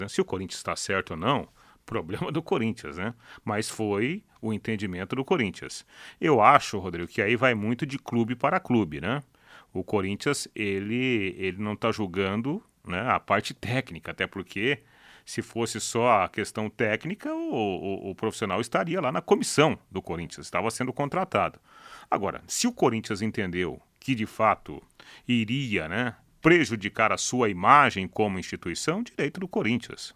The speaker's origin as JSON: {"language": "Portuguese", "town": "Jataizinho", "region": "Paraná", "country": "Brazil", "said": "eu sou de Jataizinho"}